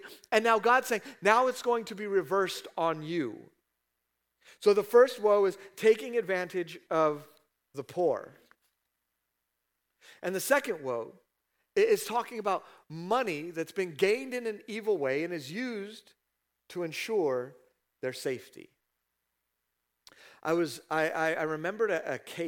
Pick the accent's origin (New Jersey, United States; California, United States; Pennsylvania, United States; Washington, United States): California, United States; I'm from California